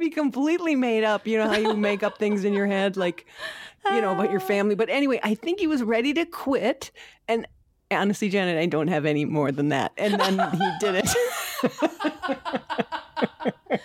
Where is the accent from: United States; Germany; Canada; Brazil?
United States; Sauk Rapids, Minnesota; I grew up in Sauk Rapids, Minnesota